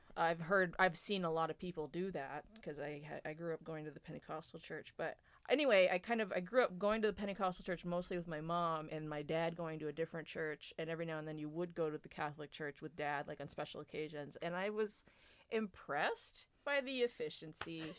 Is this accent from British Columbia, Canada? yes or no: no; New Brunswick, Canada; we are from New Brunswick